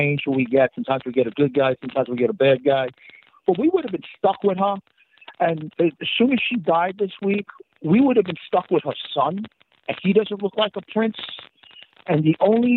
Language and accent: English; New York City, New York, United States; now in Poconos, United States; I'm from Brooklyn, but I relocated to the Poconos years ago